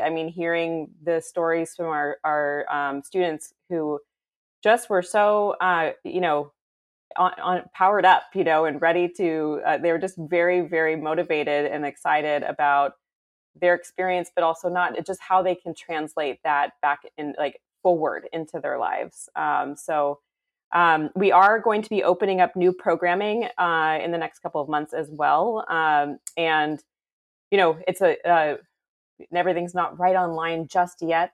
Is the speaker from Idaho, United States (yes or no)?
no; San Francisco Bay Area, California, United States; moved away as an adult; now in Houston, United States; I was actually born and raised in a suburb of the San Francisco Bay Area in California